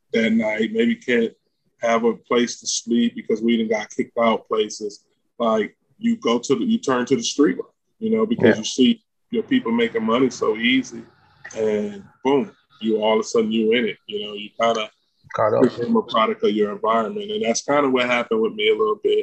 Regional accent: Detroit, Michigan, United States; born or raised there; now in Los Angeles, United States

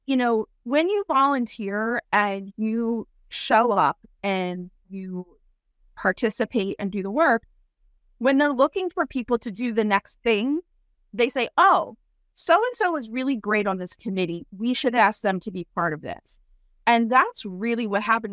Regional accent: Philadelphia, Pennsylvania, United States; moved away; I'm from Philly originally, uh, the suburbs of Philly

